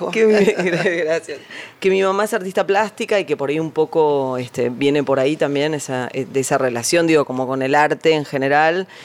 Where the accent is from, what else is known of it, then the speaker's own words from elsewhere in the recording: Buenos Aires, Argentina; born there; Nací acá en Palermo.